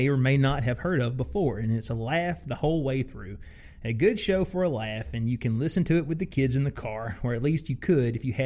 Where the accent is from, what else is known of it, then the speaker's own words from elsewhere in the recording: Alabama, United States; We're from Alabama.